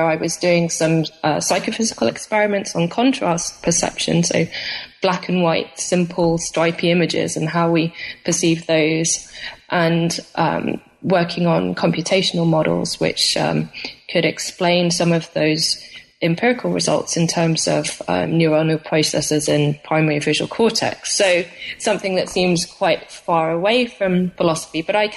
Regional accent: United Kingdom; moved away as an adult; I'm from Britain originally

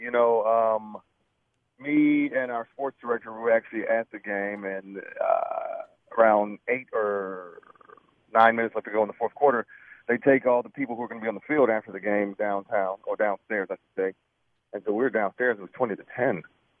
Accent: Chicago, Illinois, United States; now in Kansas City, United States; I'm from Chicago, but I live in Kansas City.

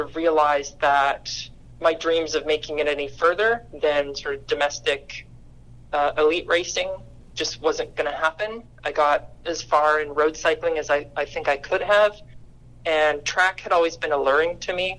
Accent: Canada; moved away as an adult; now in Charleston, United States; as a Canadian, my sport background is actually badminton

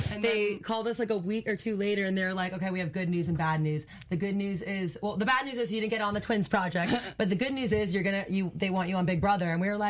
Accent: Miami, Florida, United States; Born and raised in Coconut Grove.

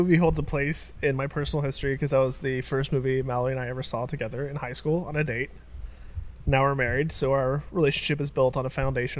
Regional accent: Australia; I'm Australian.

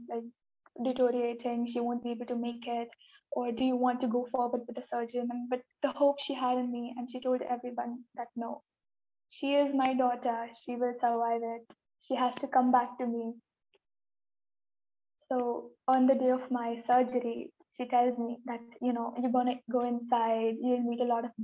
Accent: India; I am from India and I am 18 years old.

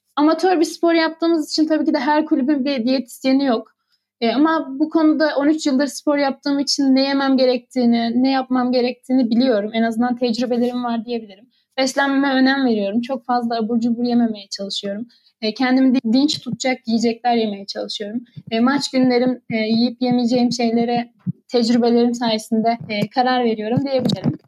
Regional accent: Adana, Turkey; born or raised there; moved away as an adult; now in Ürgüp, Turkey

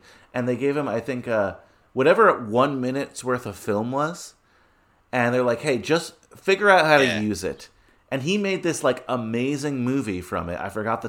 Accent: New York City, New York, United States; I was born in Queens well, so got a lot of pride there.

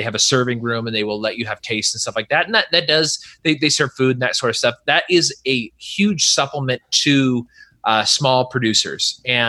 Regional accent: California, United States; also born or lived in Virginia; now in Dallas, United States; I grew up in California and granted I was in the foothills.

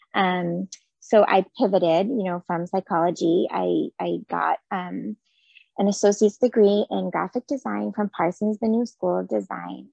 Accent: Jerusalem, Jerusalem District, Israel; moved away as an adult; now in United States; I am originally from Jerusalem in Israel, so I grew up there. And I moved to the States for um, grad school with my husband.

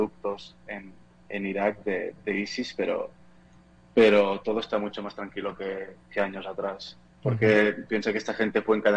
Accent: Catalonia, Spain; now in Portugal; Yo estoy, soy de España, de, de Barcelona, cerca de Barcelona, pero vivo en Portugal.

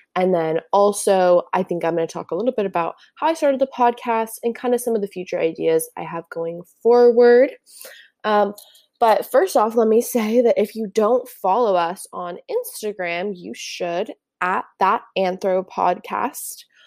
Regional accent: Santa Barbara, California, United States; also born or lived in Newport, Oregon / Ventura, California; when I was seven, I moved to Santa Barbara, where I did most of my elementary and middle school years

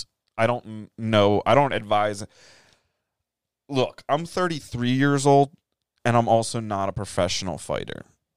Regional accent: United States; my American flag is clearly on my banner

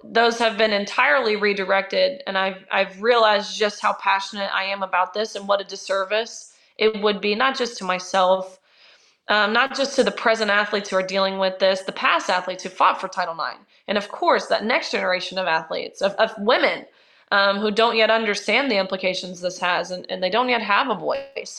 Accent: Nashville, Tennessee, United States; also born or lived in Kentucky; I'm from Nashville.

